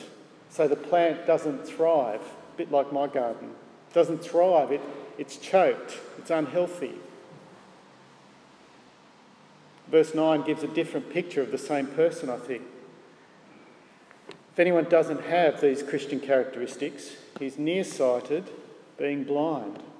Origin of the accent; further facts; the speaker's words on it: Gosford, New South Wales, Australia; Barry was my youth group leader growing up in Gosford Presbyterian Church